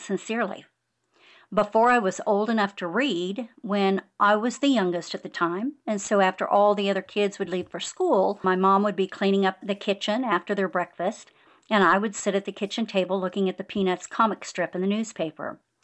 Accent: Bakersfield, California, United States; now in Hill Country, Texas, United States; growing up in the San Joaquin Valley

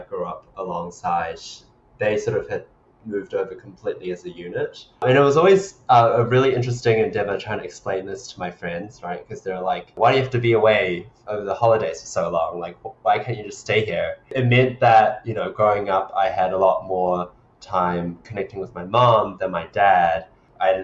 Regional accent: New Zealand; accent: New Zealand; moved away as an adult; also born or lived in Hong Kong; now in New York City, United States; At the age of about 5, my parents and I immigrated to New Zealand, and that's sort of where I spent most of my childhood, all the way up to the age of 18.

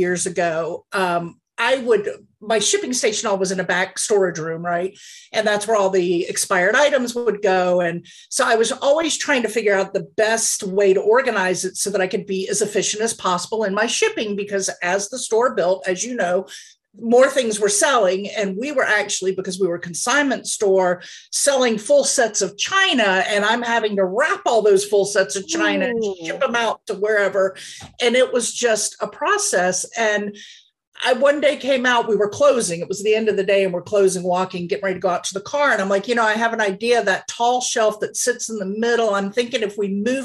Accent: the South, United States; moved away as an adult; also born or lived in Pennsylvania; My husband's job brought me back down south, which is where I was originally from

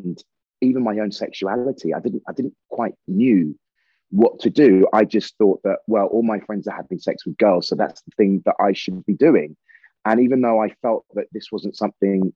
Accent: Dorset, South West England, United Kingdom; also born or lived in Salisbury / Sidmouth, Devon / Liverpool; I was born in Salisbury. I lived in Dorset with my grandparents and my mother till I was 13. And then we moved to Devon.

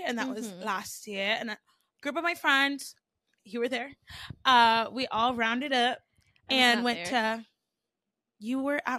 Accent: Baton Rouge, Louisiana, United States; I was born in Baton Rouge.

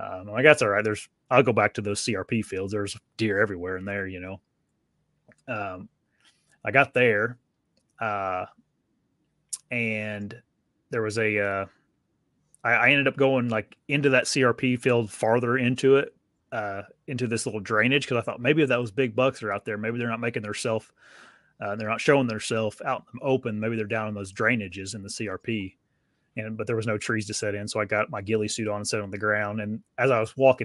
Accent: Indiana, United States; I'm from Indiana

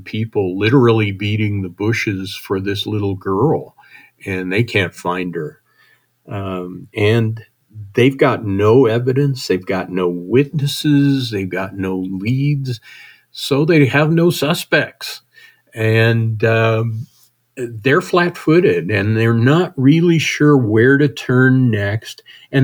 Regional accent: Wyoming, United States; I grew up in Wyoming

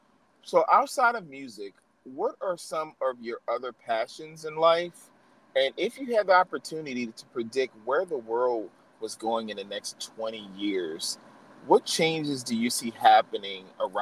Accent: New Orleans, Louisiana, United States; moved away; I'm from New Orleans originally.

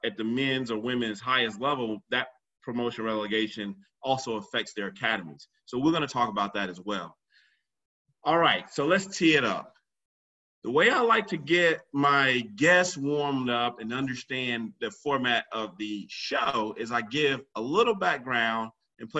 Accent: Cary, North Carolina, United States; Cary, North Carolina, where I'm from.

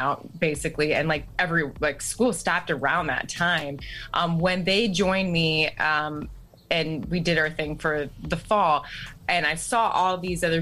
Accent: Toledo, Ohio, United States; moved away as an adult; my family's from there. My friends are from there. It's my hometown

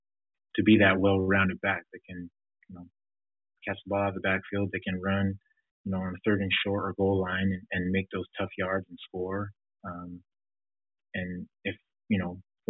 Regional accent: Provo, Utah, United States; growing up in Provo, Utah, there's not a lot of diversity.

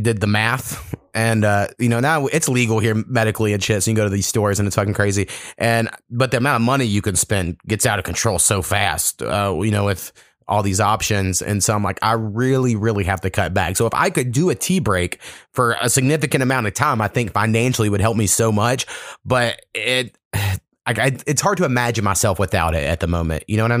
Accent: Oklahoma, United States; I grew up about 4 miles from Texas, something like that. My hometown's right on the border. And so therefore, I kind of hate Texas in a way.

